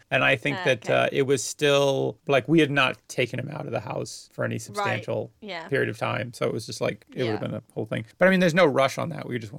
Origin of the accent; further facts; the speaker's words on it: United States; now in United Kingdom; I'm an American citizen